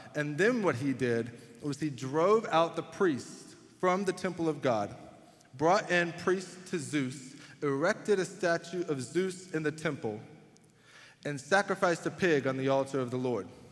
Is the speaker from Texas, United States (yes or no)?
yes; Waxahachie, Texas, United States; now in Houston, United States; I'm originally from Waxahachie, Texas.